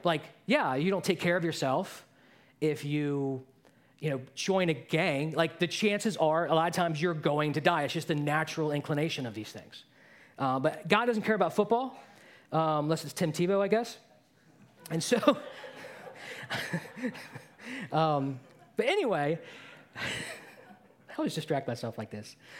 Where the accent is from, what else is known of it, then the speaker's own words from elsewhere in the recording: Baltimore, Maryland, United States; I grew up in Baltimore